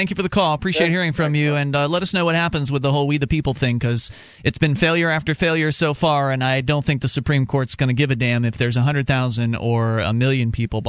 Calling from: New York, United States; New York.

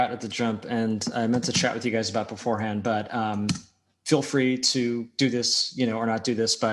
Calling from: Media, Pennsylvania, United States; I'm coming in from Media, Pennsylvania, which is unceded land from the Lenape.

